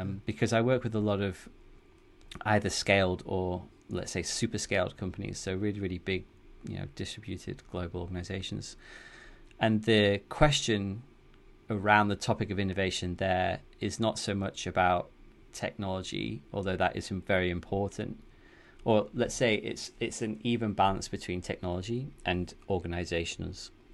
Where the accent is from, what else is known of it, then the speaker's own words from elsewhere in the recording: the north of England, United Kingdom; accent: northern; moved away as an adult; now in Amsterdam, Netherlands; I'm from the U K originally, as you can probably tell from my northern accent.